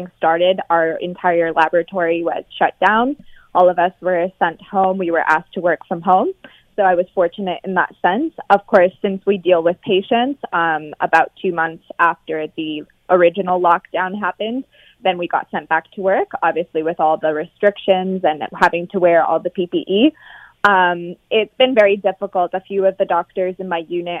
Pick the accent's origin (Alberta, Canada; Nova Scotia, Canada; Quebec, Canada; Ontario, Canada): Ontario, Canada; London; moved away as an adult; now in Spain; So I'm Canadian. I'm actually from London, Ontario, born and raised